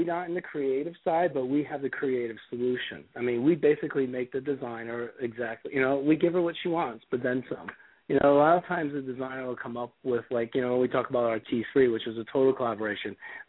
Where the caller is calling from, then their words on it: Ohio, United States; I'm actually calling from Ohio because in the world of travel, my plane got canceled.